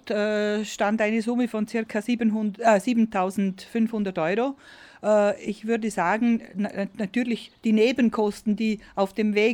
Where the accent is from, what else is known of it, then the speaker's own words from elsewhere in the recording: Vorarlberg, Austria; weil die äh, Baufirmen bei uns in Vorarlberg weiterbauen durften.